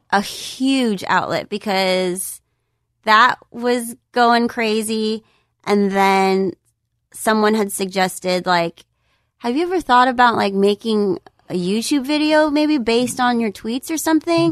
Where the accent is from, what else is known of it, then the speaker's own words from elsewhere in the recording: San Jose, California, United States; I'm originally from the Bay Area. I'm from San Jose